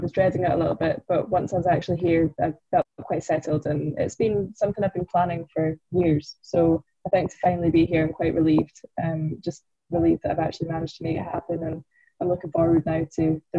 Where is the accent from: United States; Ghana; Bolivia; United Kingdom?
United Kingdom; Loch Lomond, just outside of Glasgow, Scotland; moved away as an adult; now in London, United Kingdom; I'm from Loch Lomond, just outside of Glasgow.